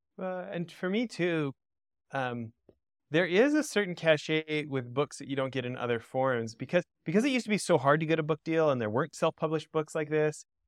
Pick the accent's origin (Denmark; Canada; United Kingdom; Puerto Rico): Canada; Alberta; so I'm an American born abroad, grew up in, in Western Canada in Alberta